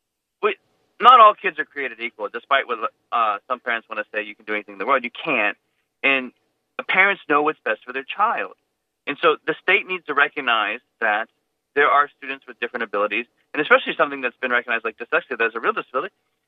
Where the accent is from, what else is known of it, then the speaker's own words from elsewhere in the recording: United States; I definitely told him I am the America First superintendent because I am an American.